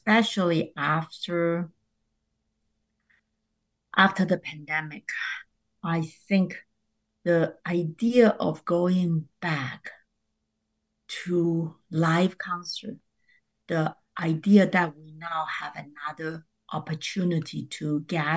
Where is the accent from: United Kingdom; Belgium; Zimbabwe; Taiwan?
Taiwan; now in New York, United States; I'm from Taiwan